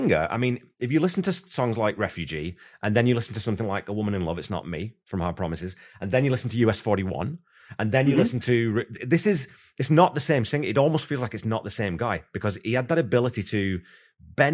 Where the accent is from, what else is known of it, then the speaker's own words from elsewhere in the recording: England, United Kingdom; I'm English